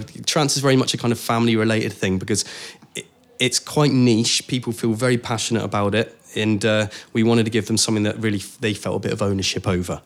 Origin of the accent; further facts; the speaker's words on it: Cornwall, South West England, United Kingdom; moved away; I grew up in Cornwall